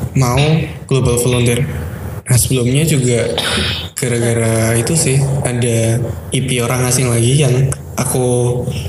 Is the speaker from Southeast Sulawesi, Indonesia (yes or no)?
no; Surabaya, East Java, Indonesia; aku orang Surabaya